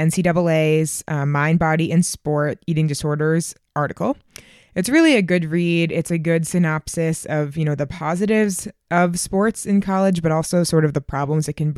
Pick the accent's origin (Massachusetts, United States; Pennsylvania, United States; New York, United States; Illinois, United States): Massachusetts, United States; Boston; My hometown marathon, the Boston Marathon